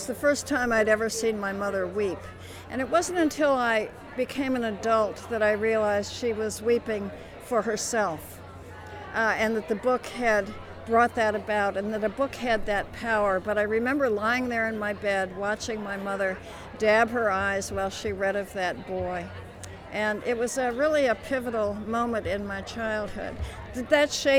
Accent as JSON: {"language": "English", "town": "Chicago", "region": "Illinois", "country": "United States", "tie": "born or raised there", "said": "I grew up in Chicago, and I'm a Chicago public school teacher"}